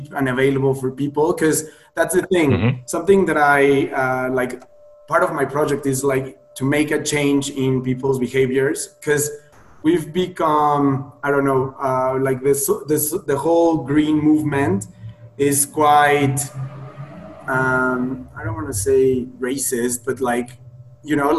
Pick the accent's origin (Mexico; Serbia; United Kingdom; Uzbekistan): Mexico; Puebla; moved away as an adult; also born or lived in Playa del Carmen, Mexico / Sydney, Australia; I decided to come back to Mexico to my hometown, Puebla